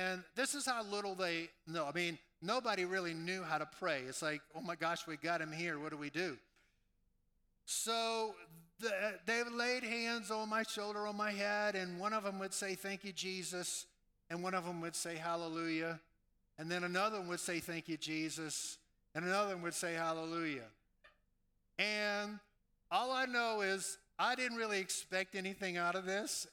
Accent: New Orleans, Louisiana, United States; moved away; I was raised in New Orleans, Louisiana

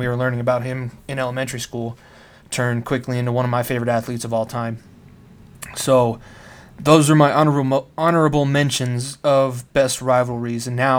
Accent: Denver, Colorado, United States; though I am from Denver

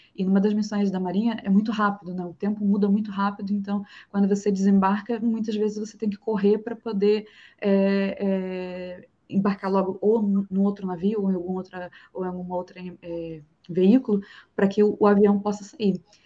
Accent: Rio de Janeiro, Brazil; accent: chiado carioca; moved away as an adult; now in Florianópolis, Brazil; Eu sou do Rio

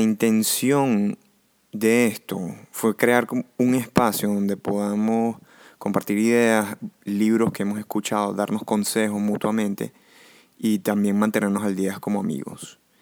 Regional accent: Venezuela; moved away; tres amigos que nos criamos juntos en Venezuela, pero que ahora vivimos en distintas partes del mundo

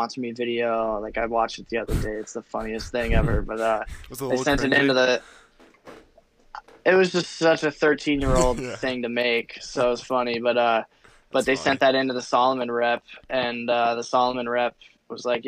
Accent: Telluride, Colorado, United States; born and raised in Telluride, so started out there

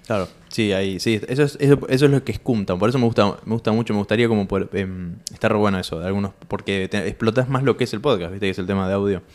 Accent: Tandil, Buenos Aires Province, Argentina; yo soy de Tandil y hay campo ahí

